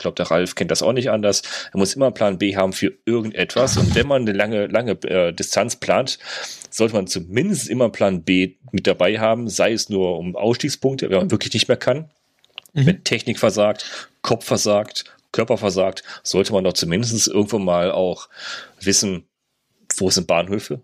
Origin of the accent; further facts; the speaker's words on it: Germany; bei uns in Deutschland